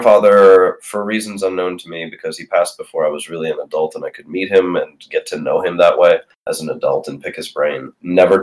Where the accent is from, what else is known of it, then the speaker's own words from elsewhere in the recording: Lithuania; moved away; I'm from Lithuania, and my family lived through the Soviet Union.